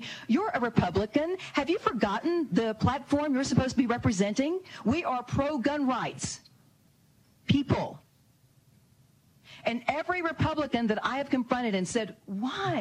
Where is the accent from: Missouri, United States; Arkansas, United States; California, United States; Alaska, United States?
Arkansas, United States; my home state of Arkansas